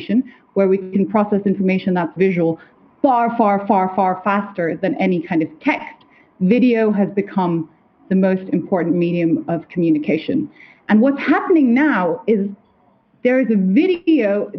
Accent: Kathmandu, Bagmati, Nepal; moved away; I'm half Nepalese, right? I grew up in Kathmandu

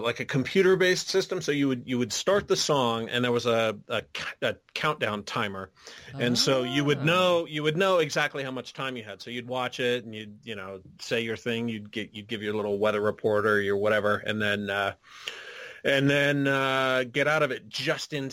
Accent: Riverside, California, United States; moved away; also born or lived in Washington, D.C.; growing up in Southern California, it's even being way out in Riverside, which is like 60 miles east of L.A.

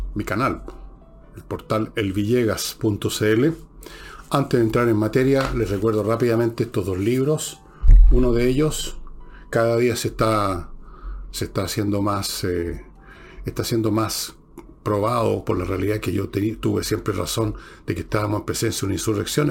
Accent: Chile; somos los chilenos

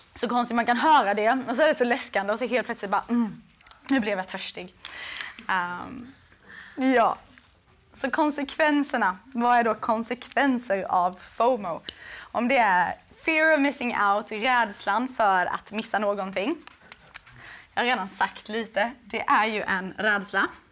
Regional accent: Växjö, Kronoberg County, Sweden; jag var från Växjö

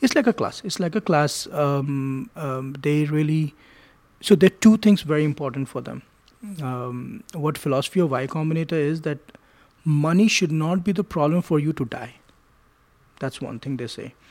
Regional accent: New Delhi, Delhi, India; I grew up in India, in New Delhi

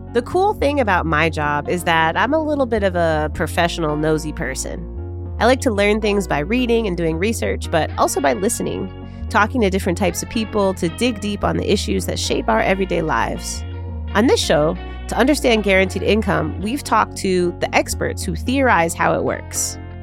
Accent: Chicago, Illinois, United States; my hometown, the Windy City, Chicago, Illinois

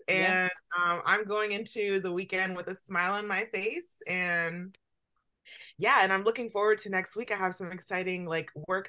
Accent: Atlanta, Georgia, United States; moved away; that's my hometown.

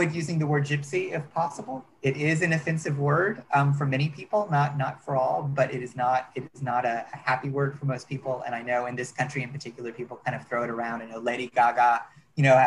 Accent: United States; I'm an American

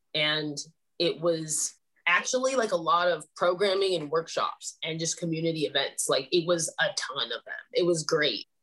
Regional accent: Sacramento, California, United States; I grew up in Sacramento

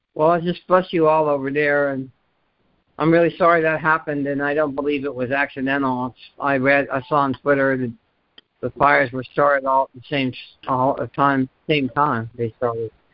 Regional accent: Virginia, United States; moved away; My home state.

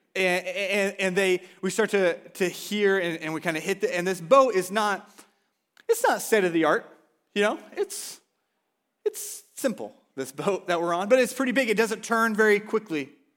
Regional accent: Oklahoma, United States; now in Washington, United States; I'm from Oklahoma

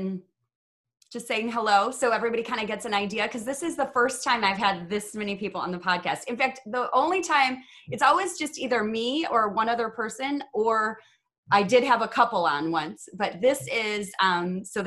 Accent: Chicago, Illinois, United States; I'm from Chicago

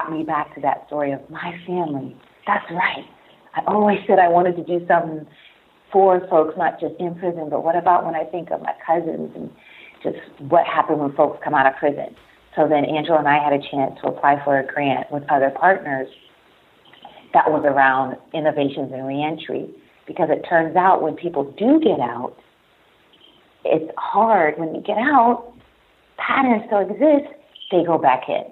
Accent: Farrell, Pennsylvania, United States; moved away; my hometown of Farrell, Pennsylvania

